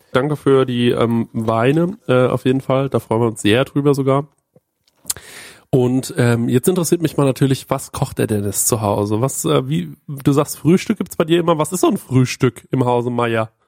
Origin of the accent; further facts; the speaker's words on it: Bavaria, Germany; Bei uns in Bayern